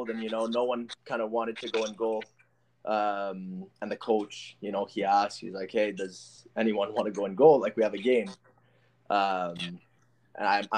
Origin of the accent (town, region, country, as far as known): Ottawa, Ontario, Canada; born or raised there; moved away